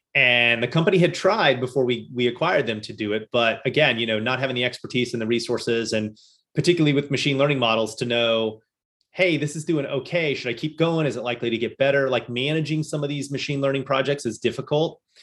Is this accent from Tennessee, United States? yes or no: no; Louisville, Kentucky, United States; moved away as an adult; now in Boston, United States; I grew up in uh, Louisville, Kentucky